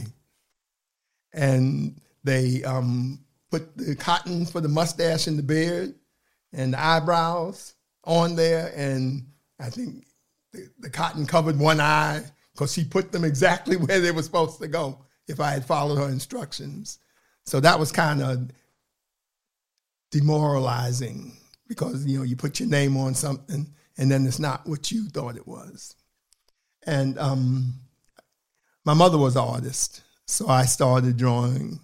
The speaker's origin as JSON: {"language": "English", "town": "New York City", "region": "New York", "country": "United States", "tie": "born or raised there", "moved": "as an adult", "lives_now": "Portland, United States", "said": "I'm originally from Harlem, New York, and I've been here 43 years"}